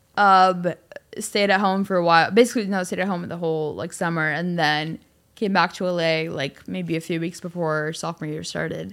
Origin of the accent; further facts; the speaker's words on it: Cleveland, Ohio, United States; moved away as an adult; also born or lived in Costa Rica; now in Los Angeles, United States; my dad's job moved us to Cleveland, and so I grew up mostly in Cleveland, Ohio